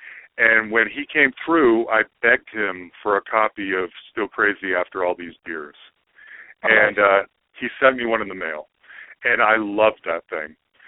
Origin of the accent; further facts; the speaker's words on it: Salt Lake City, Utah, United States; But I remember, I'm originally from Salt Lake City, Utah. There was a pretty solid, really strong alternative, couple of alternative radio stations.